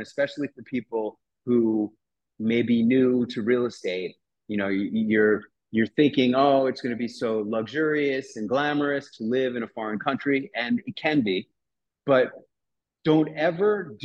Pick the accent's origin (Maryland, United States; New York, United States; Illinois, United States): New York, United States; New York City; moved away as an adult; now in Acapulco, Mexico; I'm a native New Yorker. I grew up in New York City in Midtown Manhattan.